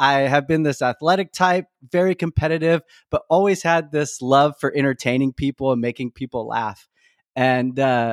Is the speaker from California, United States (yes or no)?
yes; Elk Grove, California, United States; also born or lived in Whittier, California; originally, I'm from Whittier, California, but I moved to the Sacramento area, specifically Elk Grove, when I was about 9.